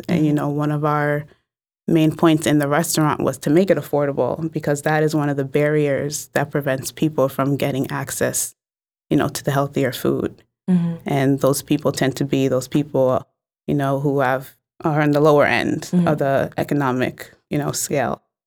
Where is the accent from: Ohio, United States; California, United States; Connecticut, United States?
Connecticut, United States; New Haven; I'm from New Haven, mm-hmm. so I was born and raised here